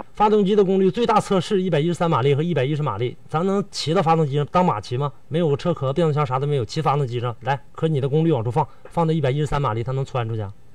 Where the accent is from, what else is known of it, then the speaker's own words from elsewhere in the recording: Northeast China, China; accent: Northeastern Mandarin; 咱们东北话说是这个生不愣子